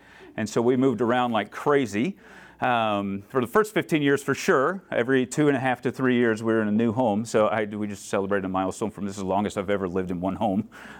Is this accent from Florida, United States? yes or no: yes; Florida, United States; I grew up in Florida, and so that was the Southern Baptist way of doing things.